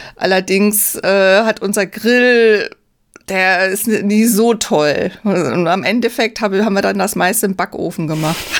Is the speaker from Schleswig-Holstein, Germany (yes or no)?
no; Bad Bergzabern, Rhineland-Palatinate, Germany; moved away; In meiner alten Heimat in Bad Bergzabern